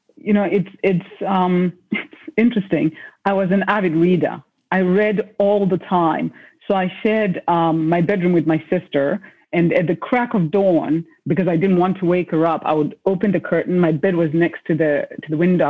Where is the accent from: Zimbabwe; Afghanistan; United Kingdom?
Zimbabwe; I was born in Zimbabwe in a place where being a girl child meant that um, there were certain sort of paths you're supposed to take